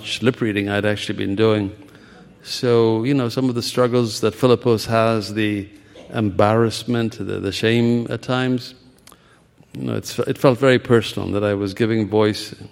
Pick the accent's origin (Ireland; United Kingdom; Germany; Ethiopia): Ethiopia; moved away as an adult; also born or lived in India; now in United States; I was born in Ethiopia and began medical school there before. I spent, you know, 3 years there, and then civil war displaced me. I came to America